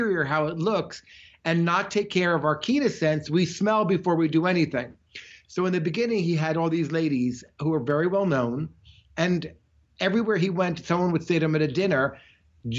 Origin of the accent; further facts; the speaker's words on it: Montclair, New Jersey, United States; now in Florida, United States; I grew up in Montclair, New Jersey